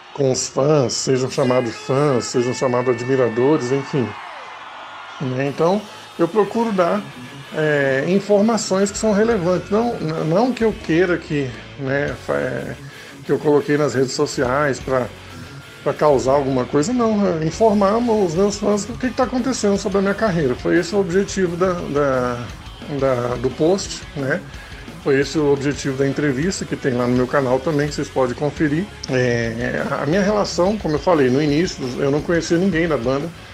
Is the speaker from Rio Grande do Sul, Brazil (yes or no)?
yes; Porto Alegre, Rio Grande do Sul, Brazil; moved away; also born or lived in Central-West Brazil; eu sou gaúcho, eu sou de Porto Alegre